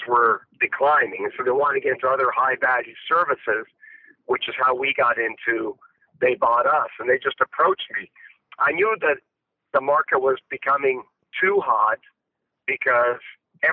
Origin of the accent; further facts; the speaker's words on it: Canada; I grew up in Canada